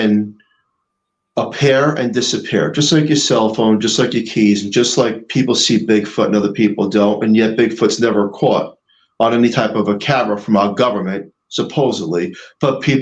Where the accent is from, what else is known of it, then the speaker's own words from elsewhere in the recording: New York, United States; I'm from New York